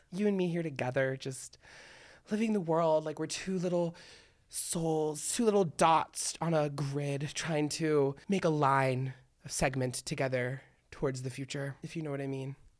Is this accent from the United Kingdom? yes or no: no; Miami, Florida, United States; I'm from Miami, so it's, like, really hot